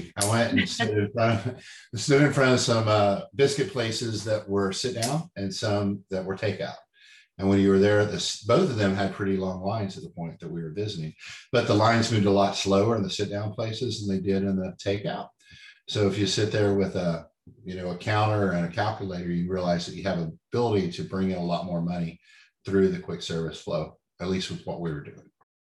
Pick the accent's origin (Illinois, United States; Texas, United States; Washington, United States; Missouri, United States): Texas, United States; Dallas; But I grew up in Dallas on biscuits and gravy.